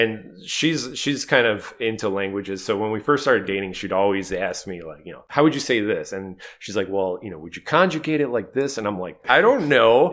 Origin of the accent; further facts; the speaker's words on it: Cleveland, Ohio, United States; we all grew up in Cleveland